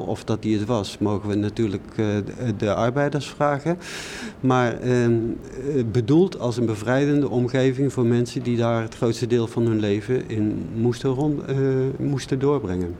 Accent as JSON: {"language": "Dutch", "region": "North Brabant", "country": "Netherlands", "said": "ik kom uit Brabant"}